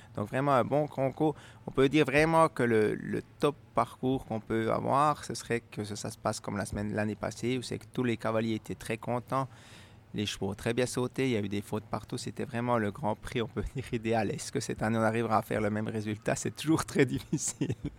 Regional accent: Switzerland; faire les grandes épreuves chez nous en Suisse

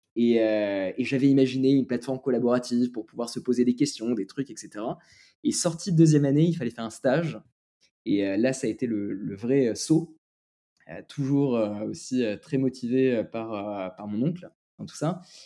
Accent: France; also born or lived in Lebanon; je suis français et libanais

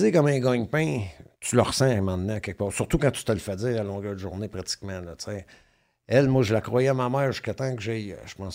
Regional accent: Repentigny, Quebec, Canada; Ah, moi, je viens de Repentigny.

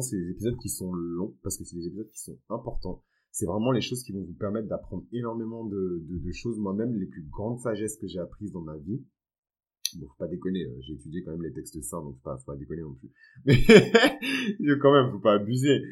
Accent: Benin; Moi, dans ma culture, qui est une culture qui est fond et yoruba, parce que je viens du Bénin

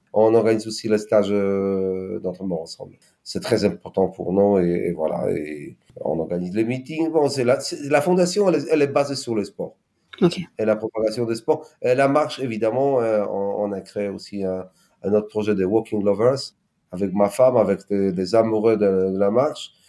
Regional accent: Poland; French is a second language; moved away as an adult; also born or lived in Nord, France; Je suis polonais et nordiste

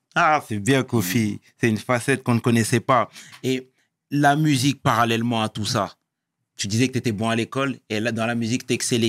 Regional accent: Sarcelles, Île-de-France, France; je viens de Sarcelles et c'est une ville

